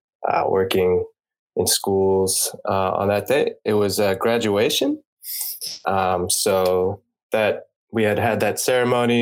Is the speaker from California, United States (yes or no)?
yes; California, United States; moved away as an adult; also born or lived in Japan; I'm from California originally